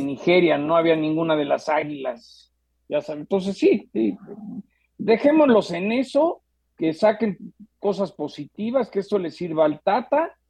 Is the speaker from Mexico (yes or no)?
yes; Mexico; soy mexicano